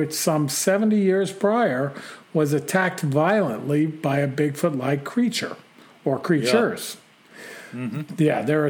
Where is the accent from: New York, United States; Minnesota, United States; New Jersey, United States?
New Jersey, United States; Well, I'm from New Jersey, home of the Jersey Devil, although he lives about an hour to the southeast of where I grew up.